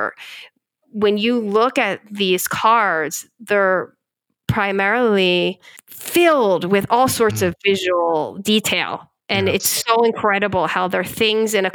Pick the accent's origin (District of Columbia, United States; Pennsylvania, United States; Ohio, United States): Pennsylvania, United States; Philadelphia; I'm from Philadelphia